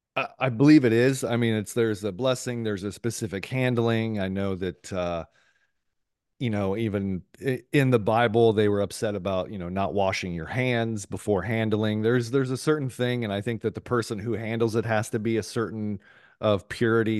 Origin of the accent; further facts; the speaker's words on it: Columbus, Ohio, United States; also born or lived in San Diego, California; now in Tampa, United States; born in San Diego, uh, raised in Columbus, Ohio for, um, good portion of my life